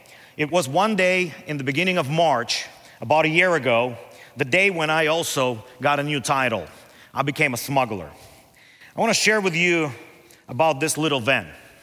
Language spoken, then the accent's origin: English; Moldova; I am from Moldova